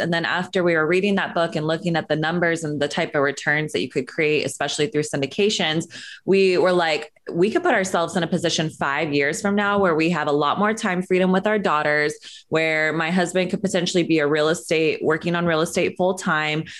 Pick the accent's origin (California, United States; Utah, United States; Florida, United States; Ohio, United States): California, United States; Northern; moved away as an adult; also born or lived in Sacramento; now in Los Angeles, United States; I grew up in Northern California